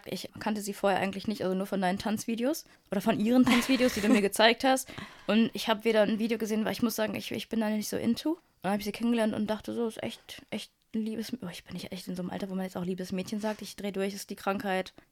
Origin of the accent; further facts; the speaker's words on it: Munich, Bavaria, Germany; Ich bin aus München und ja, uns gibt